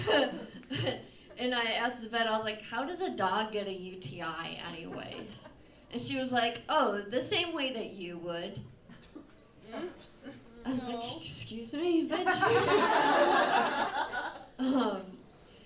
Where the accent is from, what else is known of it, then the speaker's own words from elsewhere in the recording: Naperville, Illinois, United States; I'm from Naperville